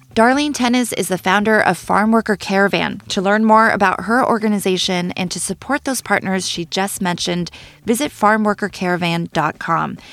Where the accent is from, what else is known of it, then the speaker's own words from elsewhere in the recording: Bay Area, California, United States; I'm Chinese American. I was born and raised in the Bay Area